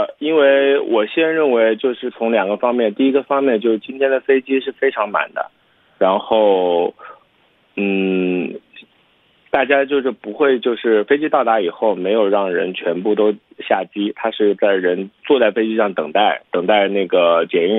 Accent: China; now in United States; 因为我是中国人

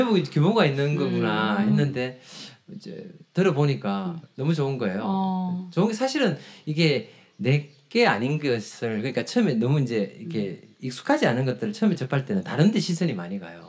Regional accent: Gyeongju, North Gyeongsang, South Korea; 내가 경주 시민이고 또 경주가 고향이라는 거에 대해서

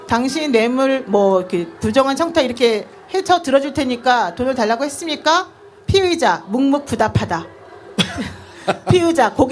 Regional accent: Seoul, South Korea; 전농동에서 태어났습니다.

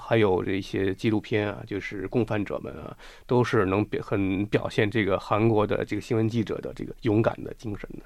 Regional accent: China; 我们中国人的政治文化

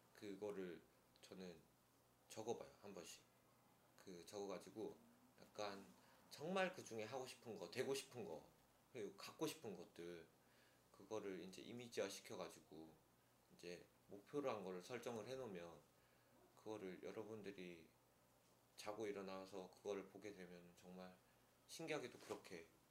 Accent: Pohang, North Gyeongsang, South Korea; moved away; 촌 촌에 예, 예, 그 경북 포항

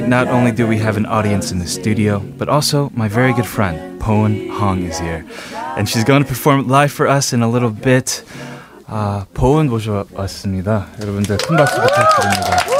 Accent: New York, United States; moved away; I was born and raised in New York, and I was in ESL until the third grade.

